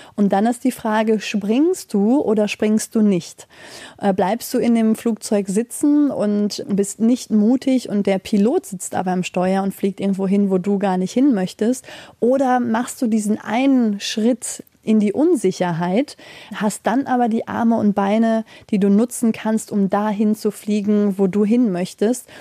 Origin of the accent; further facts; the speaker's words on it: Schermbeck, North Rhine-Westphalia, Germany; also born or lived in Mülheim an der Ruhr; ich komme direkt hier aus Schermbeck. Also ich bin in Mülheim an der Ruhr geboren